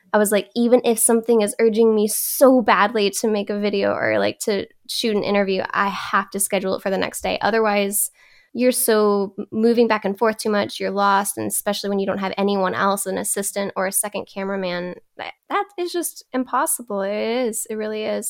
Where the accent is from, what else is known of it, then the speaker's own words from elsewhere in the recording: Texas, United States; also born or lived in Louisiana; now in California, United States; raised in Texas. I'm a Southern girl